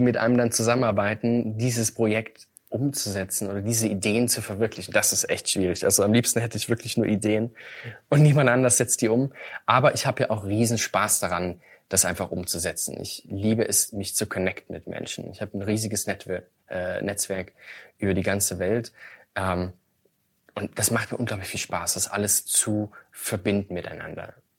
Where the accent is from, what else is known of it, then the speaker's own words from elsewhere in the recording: Chemnitz, Saxony, Germany; Chemnitz, meine, meine Heimatstadt